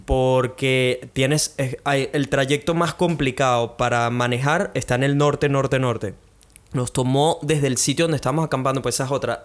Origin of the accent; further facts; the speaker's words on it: Venezuela; now in Brisbane, Australia; como buenos venezolanos